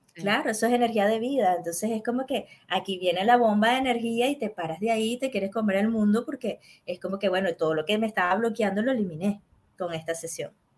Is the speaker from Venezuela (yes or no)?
yes; Venezuela